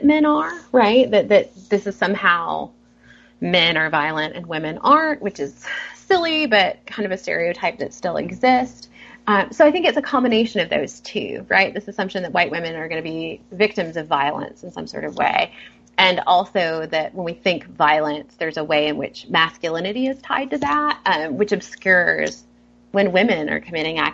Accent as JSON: {"language": "English", "region": "the South", "country": "United States", "tie": "born or raised there", "said": "I grew up in the South"}